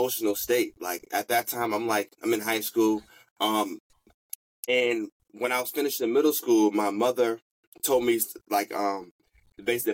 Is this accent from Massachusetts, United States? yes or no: yes; Boston, Massachusetts, United States; I'm from Boston